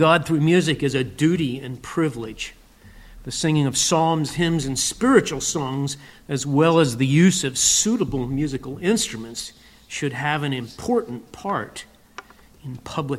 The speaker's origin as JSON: {"language": "English", "area": "Lancaster County", "region": "Pennsylvania", "country": "United States", "tie": "born or raised there", "said": "I grew up in Lancaster County, Pennsylvania"}